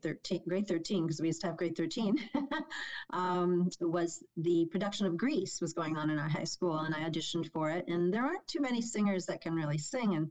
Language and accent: English; Toronto, Ontario, Canada; born and raised in North York with my parents and two siblings